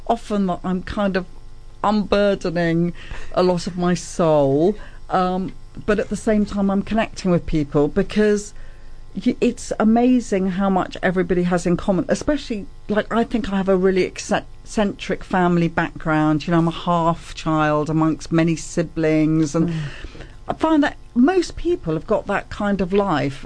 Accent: United Kingdom; also born or lived in Germany; I'm British, but I was born a German by accident.

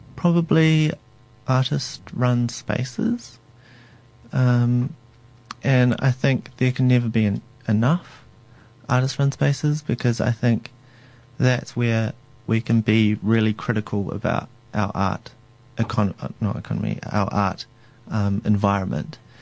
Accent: Tauranga, Bay of Plenty, New Zealand; I'm from Tauranga, and within Tauranga Moana area there are three iwi

